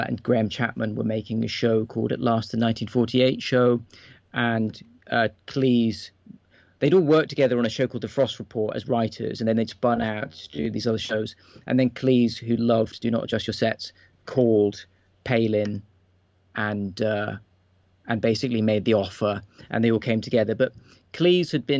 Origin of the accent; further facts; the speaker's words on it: United Kingdom; as a British person